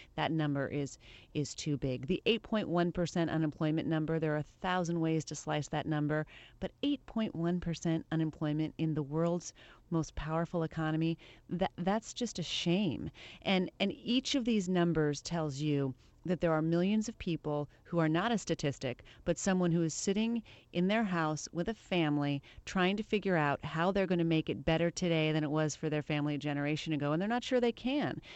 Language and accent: English; Le Claire, Iowa, United States; moved away; I am from Iowa. You're right, La Claire, Iowa